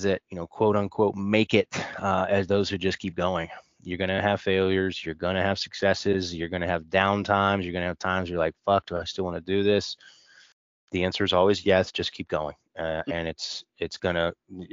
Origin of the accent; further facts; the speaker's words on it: Cleveland, Ohio, United States; I'm from Cleveland